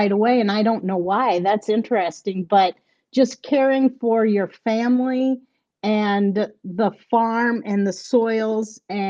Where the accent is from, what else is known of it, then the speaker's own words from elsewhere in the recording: North Central Iowa, United States; I'm a farmer from North Central Iowa. I farm corn and soybeans and have some pasture. I'm on my family's century farm